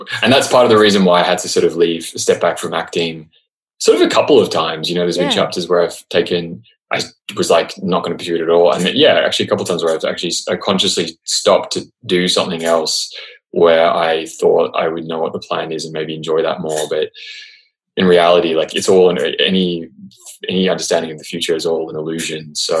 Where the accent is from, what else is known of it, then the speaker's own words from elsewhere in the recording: Australia; accent: Australian; And I have this weird hybrid of Australian and American, and then that is contributing to me losing my Australian accent.